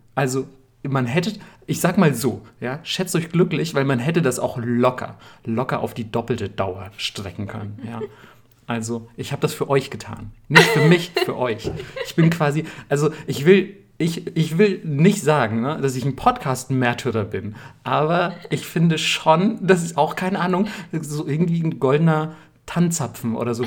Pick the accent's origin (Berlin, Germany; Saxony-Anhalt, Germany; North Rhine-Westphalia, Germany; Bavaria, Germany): Bavaria, Germany; ich komme aus Bayern